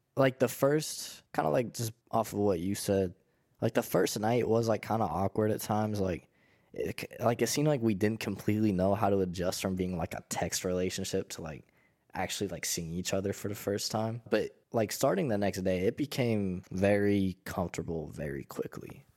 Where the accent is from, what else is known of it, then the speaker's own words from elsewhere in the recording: Pittsburgh, Pennsylvania, United States; I'm from Pittsburgh